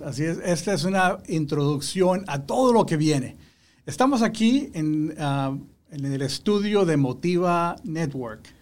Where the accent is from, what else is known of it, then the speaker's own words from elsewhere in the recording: Matamoros, Tamaulipas, Mexico; now in Houston, United States; yo soy originario de México, la ciudad de Matamoros, estado de Tamaulipas, México, frontera con Estados Unidos.